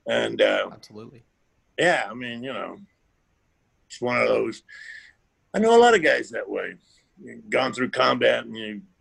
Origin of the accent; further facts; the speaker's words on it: the South, United States; I, we even growing up in the South, I didn't wear overalls.